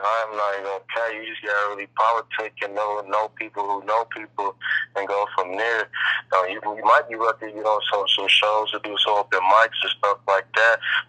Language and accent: English; Bay Area, California, United States; also born or lived in San Francisco / East Bay; I was born in the Bay Area, you feel me? Out there, I was raised